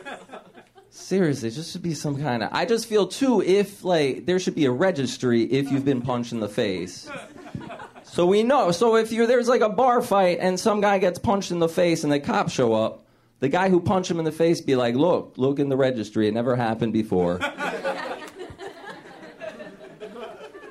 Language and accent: English; New Jersey, United States; also born or lived in Chicago; now in Los Angeles, United States; I grew up in New Jersey, spent a lot of time in Chicago, and I moved here.